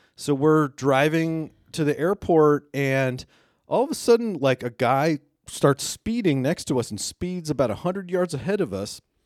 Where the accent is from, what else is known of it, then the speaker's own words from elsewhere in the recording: United States; we're from the United States